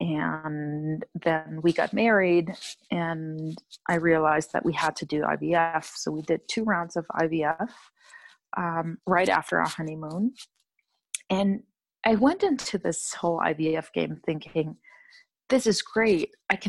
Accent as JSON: {"language": "English", "country": "Germany", "said": "I'm originally from Germany, but moved around quite a bit."}